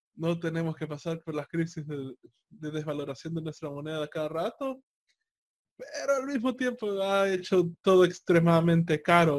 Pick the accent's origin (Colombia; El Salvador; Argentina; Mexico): El Salvador; los precios que yo tenía en El Salvador